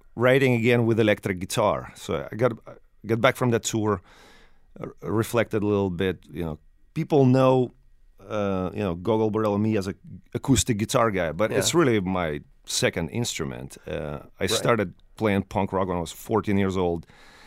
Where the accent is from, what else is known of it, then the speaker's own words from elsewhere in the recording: Ukraine; moved away; I'm from there. It's a very specific thing to be born and raised in Ukraine.